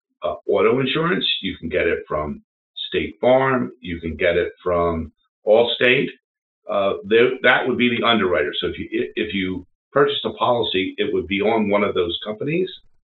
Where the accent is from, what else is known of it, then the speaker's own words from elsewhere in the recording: Philadelphia, Pennsylvania, United States; I grew up in Philadelphia